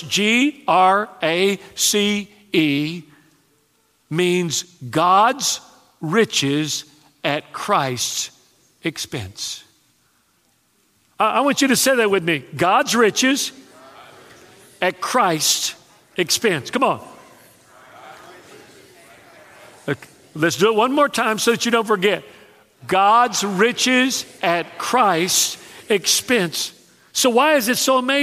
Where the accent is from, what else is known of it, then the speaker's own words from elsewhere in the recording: Texas, United States; now in South Louisiana, United States; when I was raised in Texas, I didn't know what a buffet was